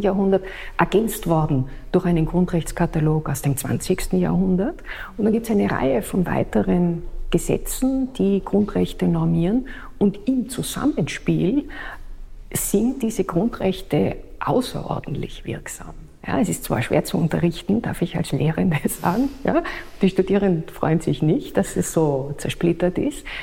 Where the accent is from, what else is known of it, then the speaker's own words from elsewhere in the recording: Austria; bei uns in Österreich